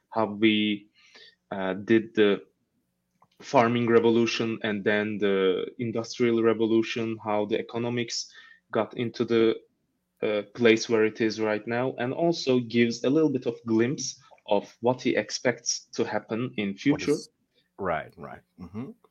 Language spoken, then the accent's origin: English; Mersin, Turkey; first language Turkish; English is a second language; moved away as an adult; also born or lived in Izmir, Turkey; now in Ankara, Turkey; where I come from. It is the southern part of Turkey. The name of my city is Mersin, where we have a long coast and also a port.